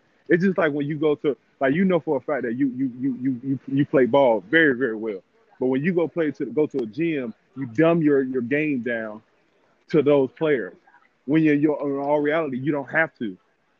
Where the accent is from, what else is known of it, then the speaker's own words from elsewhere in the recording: Chicago, Illinois, United States; I'm from Chicago, so, you know what I'm saying, I'm a diehard Chicago fan.